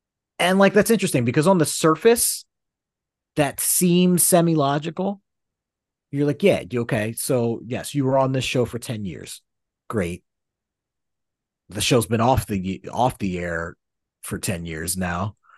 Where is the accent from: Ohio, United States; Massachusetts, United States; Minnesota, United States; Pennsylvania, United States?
Pennsylvania, United States; Philadelphia; growing up in Philly, you get an interesting perspective on unions, because like, it's very much a labor town. It's very much a union town.